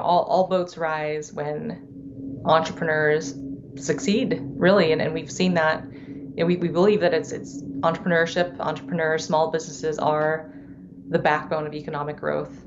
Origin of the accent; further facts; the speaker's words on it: Davenport, Iowa, United States; first language Thai; English is a second language; also born or lived in Silicon Valley; now in Minneapolis, United States; was, was in chiropractic school in Davenport, which is where I was born